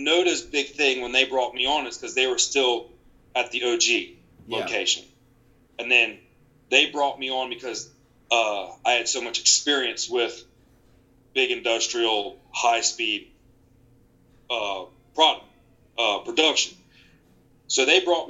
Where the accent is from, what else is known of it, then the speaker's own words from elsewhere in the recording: Eastern North Carolina, United States; I'm from Eastern North Carolina